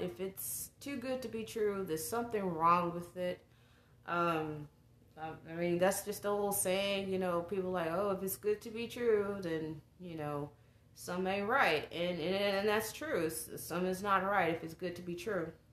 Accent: the South, United States; me growing up in the South

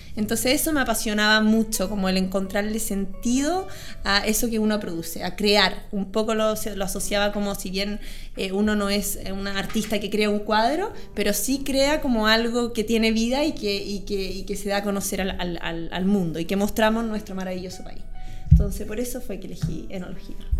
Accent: Santiago, Santiago Metropolitan Region, Chile; also born or lived in María Pinto; yo nací en Santiago y viví en Santiago

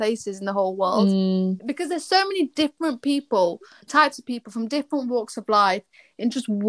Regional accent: Bradford, Yorkshire and the Humber, United Kingdom; you don't want to be seen as Bradford. But it wasn't that at all. You know, I love my hometown. I will always love it.

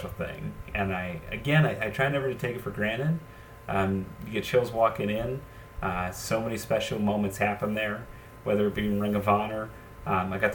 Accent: Allentown, Pennsylvania, United States; growing up, I'm from Allentown

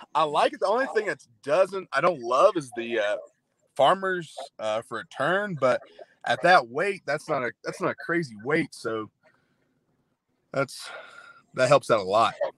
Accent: Murray, United States; anybody in my hometown or back home in Murray

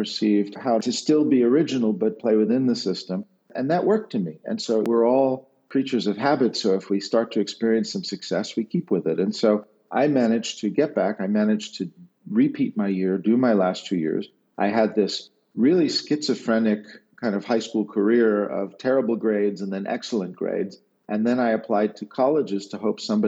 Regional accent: New York City, New York, United States; moved away as an adult; also born or lived in Brooklyn; now in Switzerland; I grew up in the Bronx. I am a Bronx kid

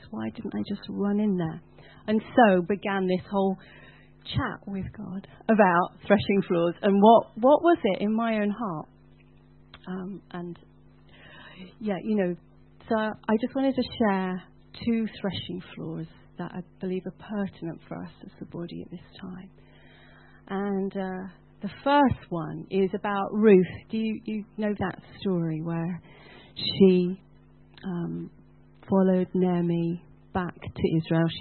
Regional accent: United Kingdom

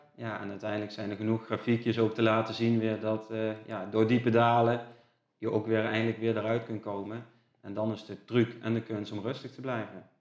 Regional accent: Gendt, Gelderland, Netherlands; also born or lived in Nijmegen; ik kom uit Gent

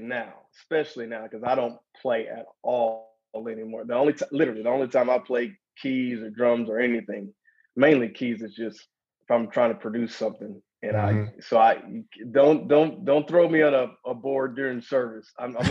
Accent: the South, United States; growing up in the South was awesome. Down South, man, is very, there is a such thing as Southern hospitality.

